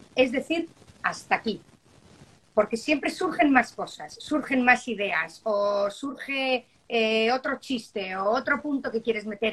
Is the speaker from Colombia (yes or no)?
no; Spain; now in Miami, United States; Muchos somos españoles